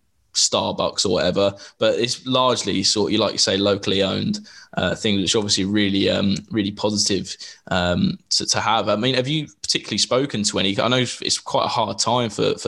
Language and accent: English; Milton Keynes, South East England, United Kingdom; now in Leeds, United Kingdom; I'm from Milton Keynes, which is just outside London